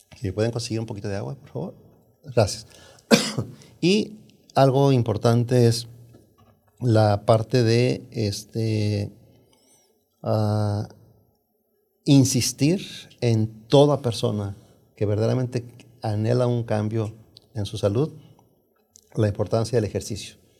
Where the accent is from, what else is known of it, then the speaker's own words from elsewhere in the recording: Jalisco, Mexico; now in United States; vengo, soy de Jalisco, México, eh, de un pueblo de Jalisco, México, una familia muy numerosa